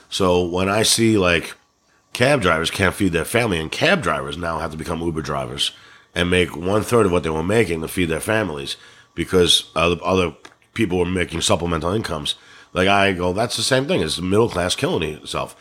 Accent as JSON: {"language": "English", "region": "New York", "country": "United States", "tie": "born or raised there", "accent": "New York", "said": "I'm from New York"}